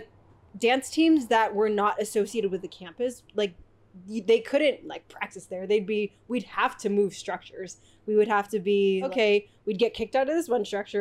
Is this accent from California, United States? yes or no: yes; San Jose, California, United States; moved away as an adult; now in Southern California, United States; I'm from the Bay Area. So I moved down to Southern California in 2010 to go to UCI, and I've just been here ever since